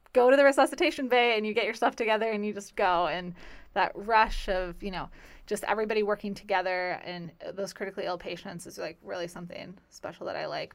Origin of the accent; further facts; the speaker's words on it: Midwest, United States; moved away as an adult; also born or lived in Valparaiso, Indiana / Wisconsin / Virginia; now in Florida, United States; growing up in the Midwest